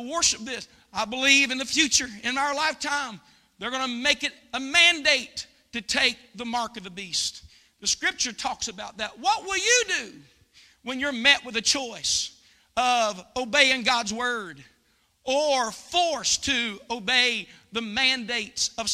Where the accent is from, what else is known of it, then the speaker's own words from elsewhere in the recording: United States; I'm American